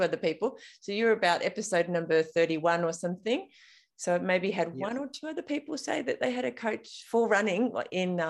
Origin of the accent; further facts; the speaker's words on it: King Island, Tasmania, Australia; I grew up on King Island, so I feel a bit like a Northwest coaster as well